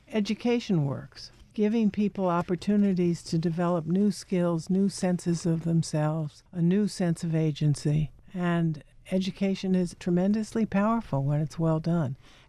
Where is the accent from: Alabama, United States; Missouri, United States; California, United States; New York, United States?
New York, United States; New York City; New York City, in the Bronx.